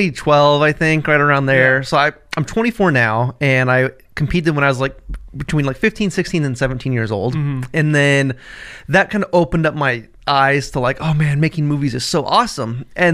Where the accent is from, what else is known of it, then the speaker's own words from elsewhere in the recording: Bakersfield, California, United States; Bakersfield, California.